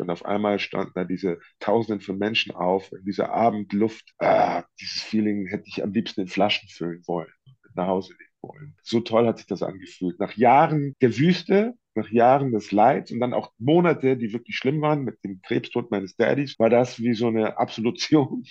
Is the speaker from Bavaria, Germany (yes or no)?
yes; Munich, Bavaria, Germany; moved away; in meiner alten Heimatstadt und Geburtsstadt